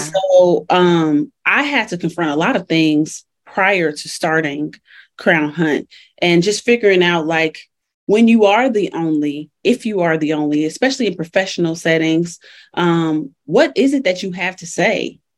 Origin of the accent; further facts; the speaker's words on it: Chicago, Illinois, United States; moved away as an adult; now in Colorado, United States; so I'm originally from Chicago, which I rep forever. I've been in Colorado though for 10 years.